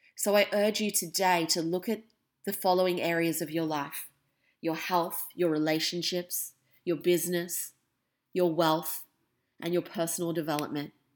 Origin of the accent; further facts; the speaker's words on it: Australia; also born or lived in England; When I was three, almost four, I moved from England to Australia